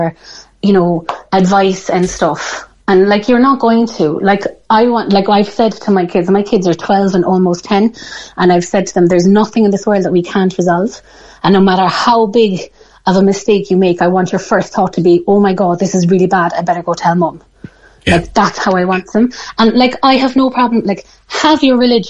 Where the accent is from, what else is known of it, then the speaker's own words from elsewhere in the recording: Ireland; as Irish people